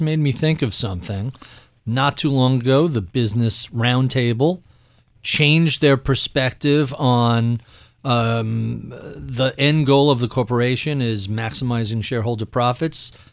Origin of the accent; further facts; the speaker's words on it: New York, United States; as a New Yorker